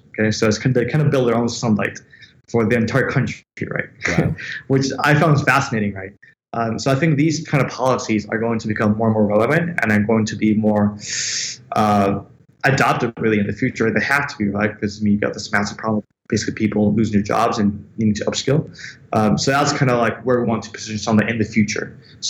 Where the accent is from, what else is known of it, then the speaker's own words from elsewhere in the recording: Venezuela; born there; also born or lived in United States / London, United Kingdom; So essentially, I was born in Venezuela, right? I have an Italian passport because my family is Italian. And then I live a couple of years of my childhood in the States. And then I studied in London.